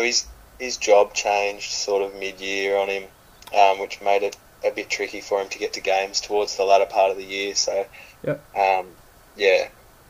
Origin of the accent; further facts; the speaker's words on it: Ballarat, Victoria, Australia; I grew up mainly in Ballarat